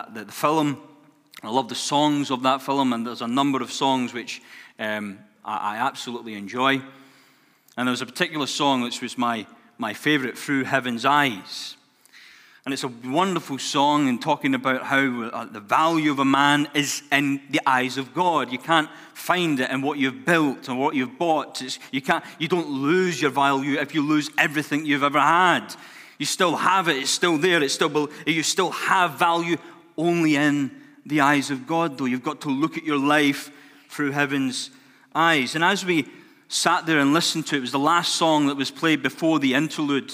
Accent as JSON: {"language": "English", "town": "Glasgow", "region": "Scotland", "country": "United Kingdom", "tie": "born or raised there", "said": "my life growing up in Glasgow, or just outside of Glasgow in Scotland. I wasn't brought up in the worst of neighborhoods"}